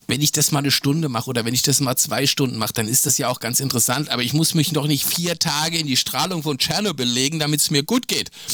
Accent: Hesse, Germany; also born or lived in Bielefeld; für mich als Hesse

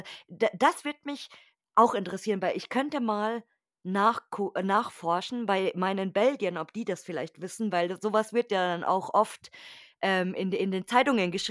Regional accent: Munich, Bavaria, Germany; Also bei uns in München, nee, bei uns richtig. in München ist das Haar

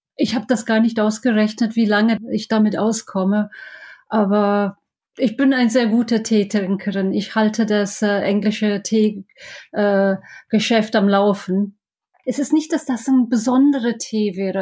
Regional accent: Scotland, United Kingdom; German is a second language; moved away as an adult; now in Düsseldorf, Germany; Ich komme ja aus Schottland

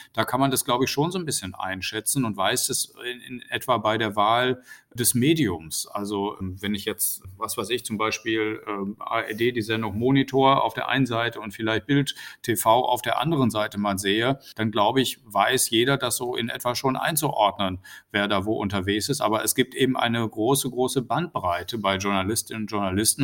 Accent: North Rhine-Westphalia, Germany; in Nordrhein-Westfalen, wo ich ja herkomme

